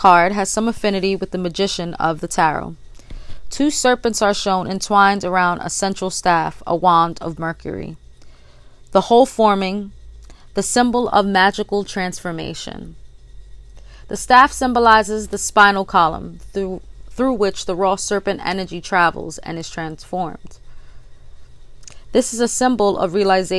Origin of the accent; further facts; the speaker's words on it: New York City, New York, United States; I am from the Bronx, New York, the boogie down.